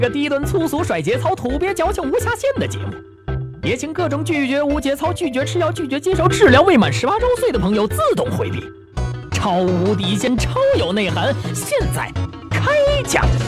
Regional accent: China; 我们中国人

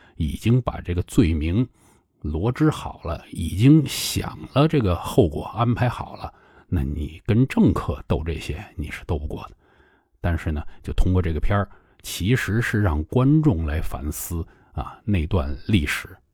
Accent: China; 我们中国人

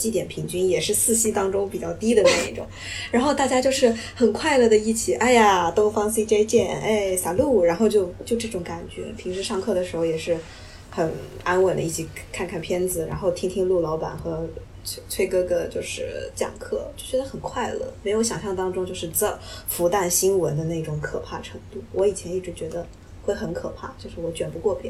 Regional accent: Japan; Chinese is a second language; also born or lived in China; 反正我是在国内的高中毕业的话，我也是没有特别深的感触，哪怕我是个日本人，

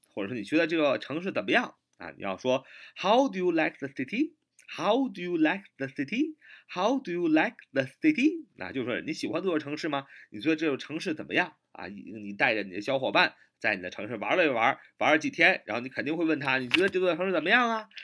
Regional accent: China; 我们中国人经常这么说

